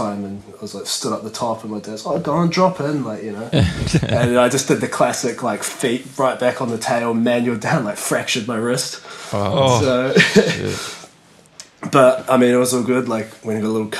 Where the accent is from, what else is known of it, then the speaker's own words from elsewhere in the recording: Auckland, New Zealand; moved away; also born or lived in near Manchester, England; I grew up in Auckland, New Zealand